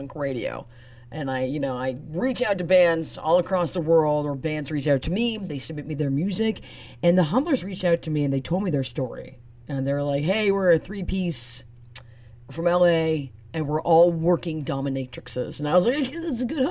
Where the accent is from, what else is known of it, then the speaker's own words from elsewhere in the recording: Toronto, Ontario, Canada; I'm Canadian. I'm from Toronto. I gotta rep the hood